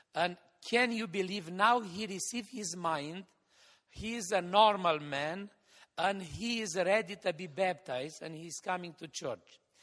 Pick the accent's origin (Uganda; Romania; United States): Romania; Hațeg, Hunedoara County; the church building in my hometown, Hatzeg